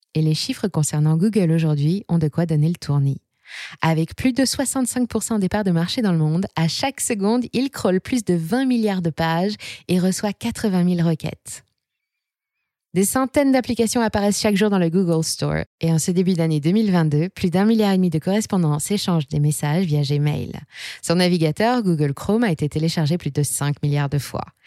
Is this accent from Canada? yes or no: no; France; chez nous en France